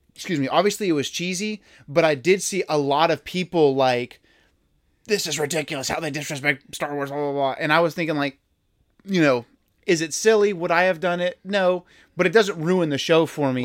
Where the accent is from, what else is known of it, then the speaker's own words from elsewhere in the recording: Houston, Texas, United States; we're both from Houston